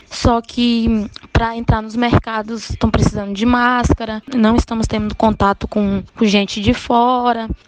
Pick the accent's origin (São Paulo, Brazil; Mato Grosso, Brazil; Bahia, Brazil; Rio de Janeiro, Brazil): Bahia, Brazil; Itaporanga; tenho 24 anos, sou de Itaporanga